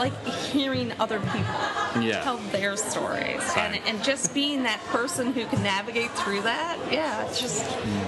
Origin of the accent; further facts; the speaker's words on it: Newfoundland and Labrador, Canada; Well, I am a Newfoundlander.